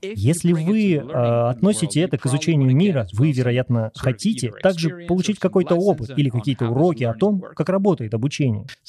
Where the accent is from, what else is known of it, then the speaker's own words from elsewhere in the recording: Venezuela; Russian is a second language; now in Spain; я не из Испании, я из Латинской Америки, из Венесуэлы